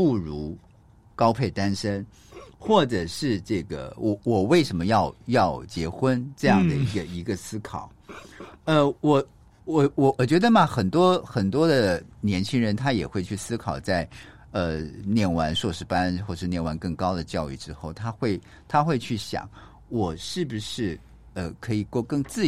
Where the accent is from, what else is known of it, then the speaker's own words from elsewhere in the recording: Taiwan; 像我们台湾人是满月